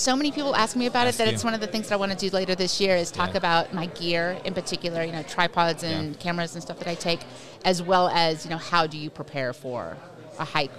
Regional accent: New Orleans, Louisiana, United States; also born or lived in Long Island, New York / San Francisco; now in Austin, United States; So I was born in Long Island, New York. Grew up in New Orleans, went to college in San Francisco

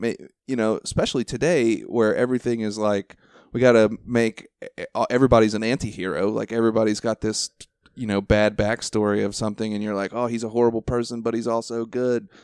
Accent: Ohio, United States; moved away; I'm originally from Ohio

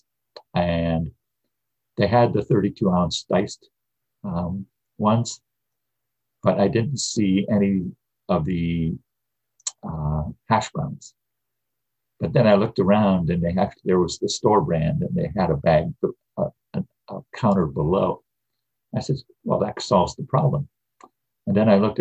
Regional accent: Midwest, United States; I grew up in the Midwest in the 50s and 60s

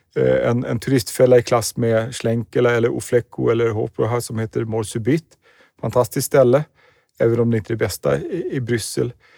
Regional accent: Sweden; som svensk turist i London

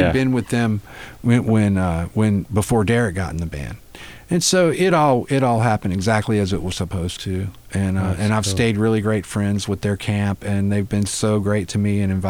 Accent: North Carolina, United States; I grew up in North Carolina

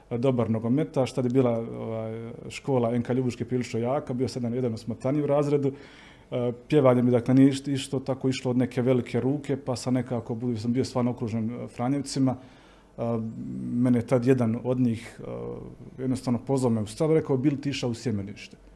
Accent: Herzegovina, Bosnia & Herzegovina; Onda odeš u Bosnu, prvi put osjetiš onaj pravi snijeg, i vidiš kako ti ljudi razmišljaju, da ipak nije to kod nas u Hercegovini

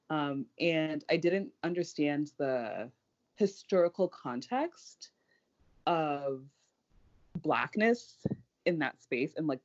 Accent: Nigeria; now in Washington, D.C., United States; I live in DC currently, and I'm from Nigeria.

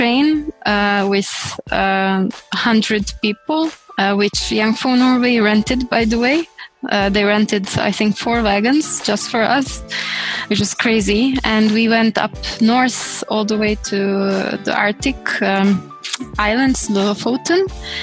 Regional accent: Croatia; I come from Croatia, based in Zagreb

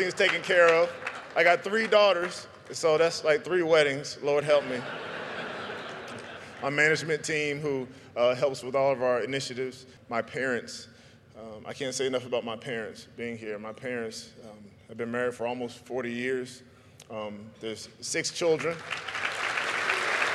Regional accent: South Carolina, United States; I'm not all the way from Africa like Akbar, but I'm from South Carolina

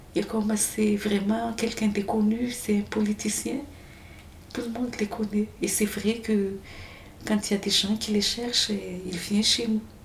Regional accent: Farafangana, Atsimo-Atsinanana, Madagascar; moved away as an adult; also born or lived in Fianarantsoa countryside / Antananarivo; now in Marseille, France; c'était là-bas que j'ai grandi vraiment, Farfangan

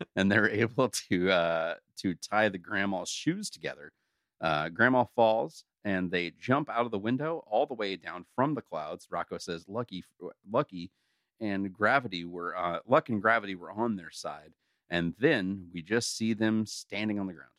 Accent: United States; we're also all from America.

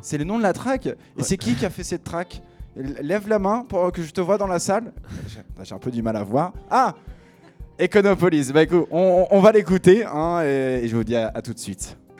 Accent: Picardy, Hauts-de-France, France; je viens de Picardie, donc mon anglais est un petit peu mauvais

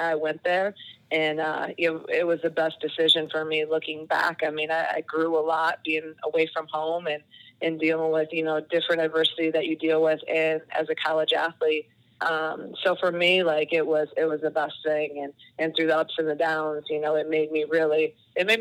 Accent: Iowa, United States; moved away as an adult; also born or lived in Buffalo, New York; growing up in Iowa

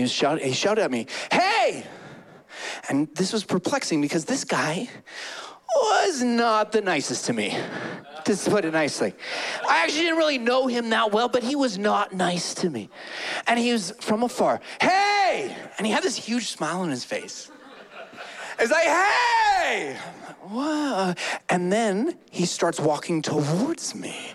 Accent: Calgary, Alberta, Canada; I grew up in Calgary, born and raised in Calgary

